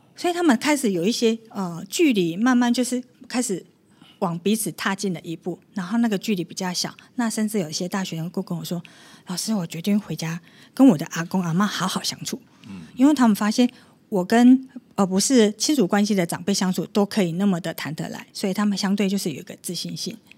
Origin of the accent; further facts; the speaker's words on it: Taiwan; 我是台湾人